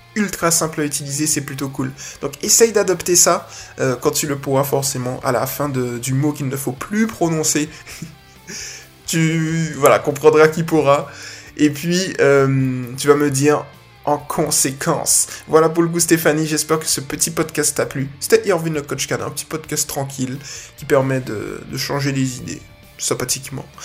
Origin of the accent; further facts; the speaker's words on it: Guadeloupe; je suis de la Guadeloupe